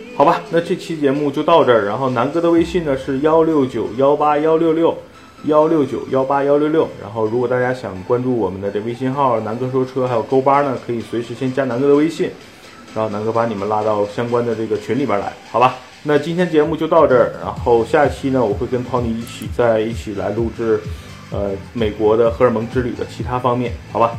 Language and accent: Chinese; China; 因为我是中国来的